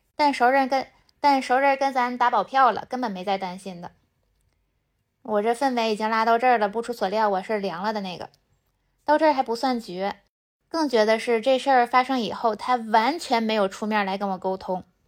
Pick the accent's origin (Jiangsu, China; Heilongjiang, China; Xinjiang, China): Heilongjiang, China; now in Beijing, China; 我虽然来自后弦大省黑龙江，但是我的吃咸吃辣能力都有点差